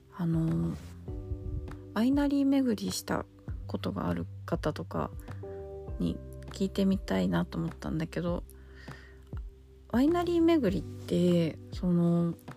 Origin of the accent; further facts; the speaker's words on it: Tokyo, Japan; 自分が東京で生まれて、東京で、す、 すだ、 育って、過ごしてきている